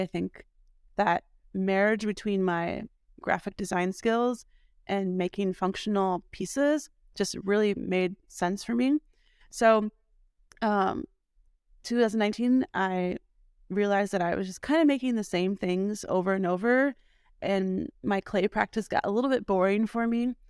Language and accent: English; Milwaukee, Wisconsin, United States; moved away as an adult; also born or lived in Columbus, Ohio; was born and raised in Milwaukee